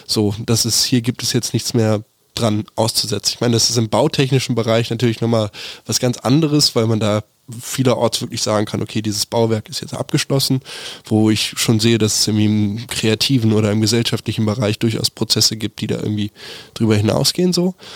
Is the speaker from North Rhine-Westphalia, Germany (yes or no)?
no; Berlin, Germany; als Berliner